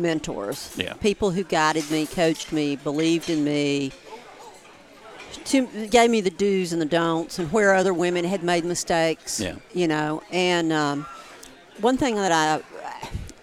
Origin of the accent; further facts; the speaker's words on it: mill town near Asheville, North Carolina, United States; growing up in a mill town